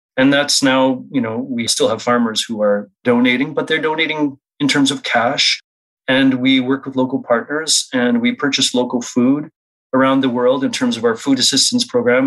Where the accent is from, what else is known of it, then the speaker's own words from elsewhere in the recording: Saskatchewan, Canada; now in Winnipeg, Canada; I grew up mostly in Saskatchewan, Treaty 4 territory. I'm now in Treaty 1 alongside with you.